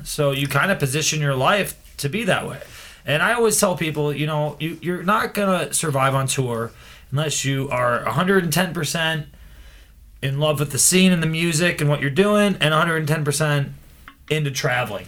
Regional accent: Cleveland, Ohio, United States; now in Chicago, United States; I'm from Cleveland and moved here

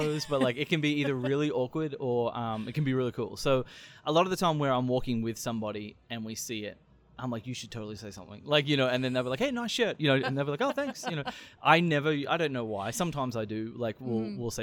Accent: Australia; moved away as an adult; also born or lived in Springfield, Missouri; now in St. Louis, United States; I'm a huge sport fan growing up in Australia

